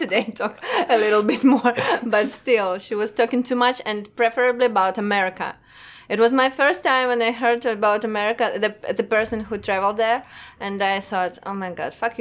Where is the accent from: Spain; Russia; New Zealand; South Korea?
Russia; English is a second language; moved away as an adult; now in New York, United States; we are from Russia